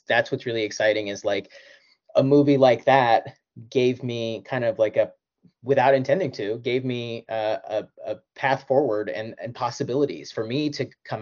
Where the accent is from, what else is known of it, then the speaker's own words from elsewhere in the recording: Kansas, United States; I was a kid from Kansas